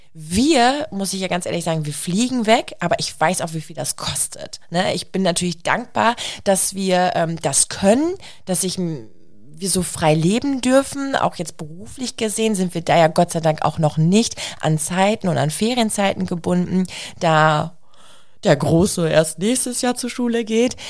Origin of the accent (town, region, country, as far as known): Germany